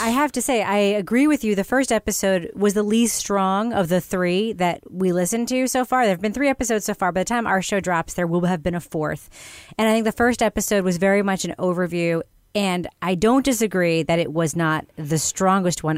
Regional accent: New York, United States; growing up in New York

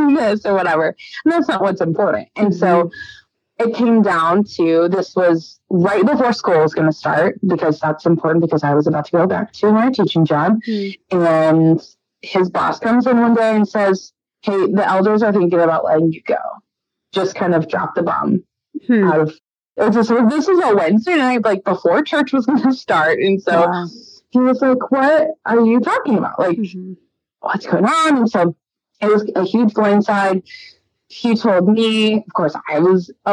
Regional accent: Dallas, Texas, United States; moved away as an adult; also born or lived in Hot Springs, Arkansas; I'm from Dallas, Texas

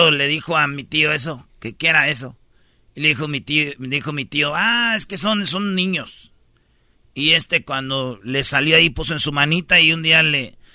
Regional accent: Guerrero, Mexico; now in Veracruz, Mexico; No, yo soy de Guerrero, mi hermana vive en Veracruz.

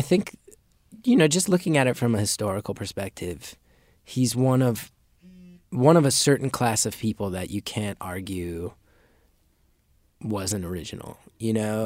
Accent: Northeast, United States; Growing up in the Northeast

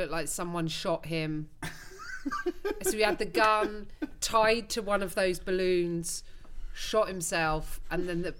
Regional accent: Greenford, London, United Kingdom; moved away as an adult; now in United States; He was holed up in Greenford, my hometown.

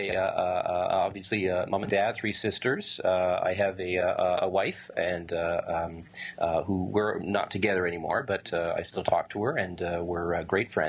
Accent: Winnipeg, Manitoba, Canada; I'm in Winnipeg, Canada.

